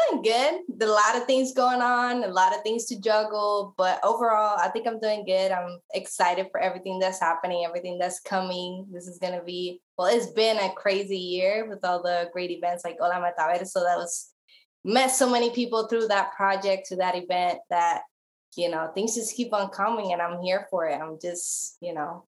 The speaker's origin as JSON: {"language": "English", "town": "Guayama", "country": "Puerto Rico", "tie": "born or raised there", "also_born_or_lived": "Atlanta / San Diego", "moved": "as an adult", "lives_now": "California, United States", "said": "I'm from Puerto Rico, born and raised"}